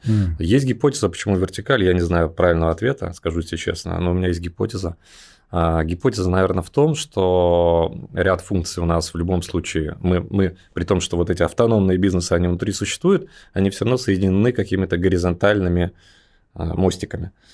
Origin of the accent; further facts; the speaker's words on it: Belarus; moved away as an adult; also born or lived in Riga, Latvia; now in Moscow, Russia; сам я родился в Беларуси, вот, и там провел сознательную юность.